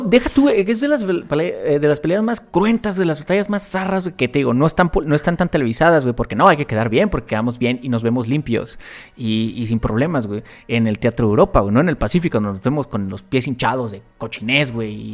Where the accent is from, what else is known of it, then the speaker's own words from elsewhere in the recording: Mexico; de México